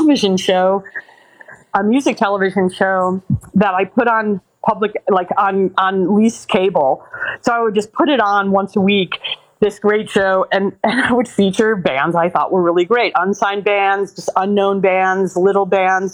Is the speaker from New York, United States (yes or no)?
yes; New York, United States; moved away as an adult; now in Los Angeles, United States; I was from New York.